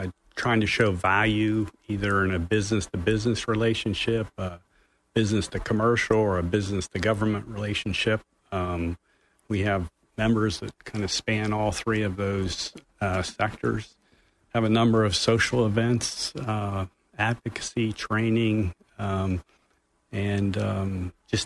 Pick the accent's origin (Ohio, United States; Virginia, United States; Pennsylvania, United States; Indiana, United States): Pennsylvania, United States; now in Orlando, United States; I'm from Pennsylvania originally.